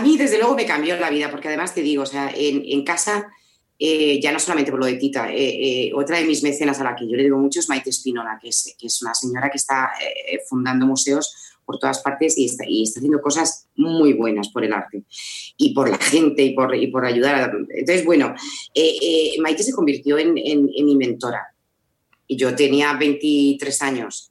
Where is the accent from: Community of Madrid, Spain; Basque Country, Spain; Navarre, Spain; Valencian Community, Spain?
Community of Madrid, Spain; Madrid; moved away as an adult; now in Zaragoza, Spain; yo soy madrileña, lo que pasa es que ahora eh, me, he venido a vivir a Zaragoza.